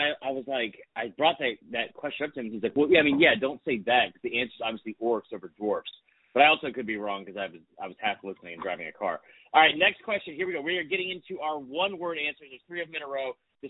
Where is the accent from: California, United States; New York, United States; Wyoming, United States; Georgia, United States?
Georgia, United States; Atlanta; I'm from Atlanta